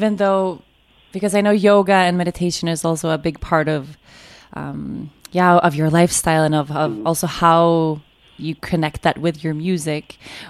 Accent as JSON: {"language": "English", "country": "Sweden", "said": "I'm not American. I'm Swedish"}